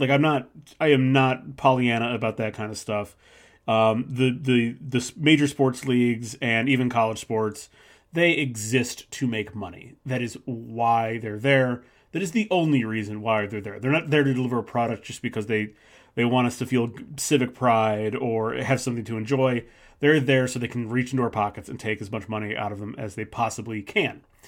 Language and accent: English; Midwest, United States; living in the Midwest, growing up in the Midwest